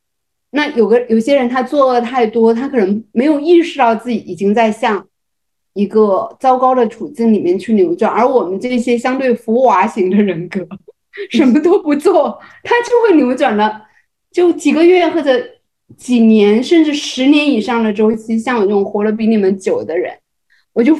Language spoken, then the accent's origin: Chinese; Fujian, China; 我要给你一个爱的抱抱，然后我学林志玲很像的，因为我也是闽南人嘛， 台湾人口音有点像。